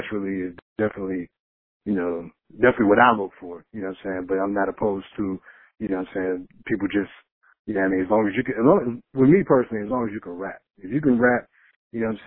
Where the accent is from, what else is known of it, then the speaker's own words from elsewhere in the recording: Pittsburgh, Pennsylvania, United States; I'm born and raised in Pittsburgh, PA. It's the only place I lived most of my life